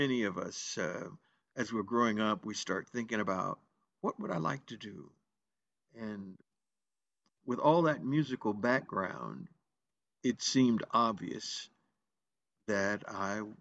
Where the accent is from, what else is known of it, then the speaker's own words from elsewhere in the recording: Greensboro, North Carolina, United States; I was born in Greensboro, North Carolina